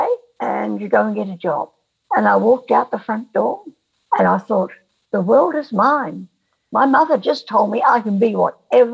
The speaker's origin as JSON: {"language": "English", "country": "New Zealand", "tie": "born or raised there", "also_born_or_lived": "Sydney, Australia", "said": "my father went to New Zealand to open an Exide battery factory. Mm-hmm. And I went to school there"}